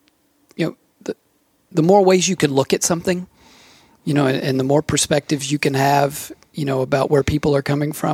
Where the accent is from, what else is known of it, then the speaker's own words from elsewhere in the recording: Nashville, Tennessee, United States; also born or lived in France; growing up in Nashville